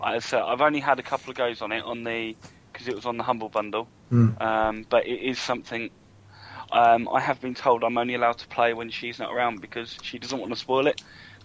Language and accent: English; Surrey, South East England, United Kingdom; now in near Manchester, United Kingdom; I come from Surrey.